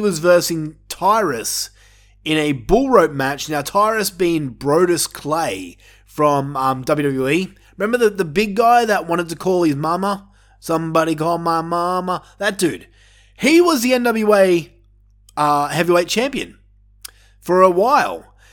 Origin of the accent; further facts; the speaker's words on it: Australia; me being an Australian myself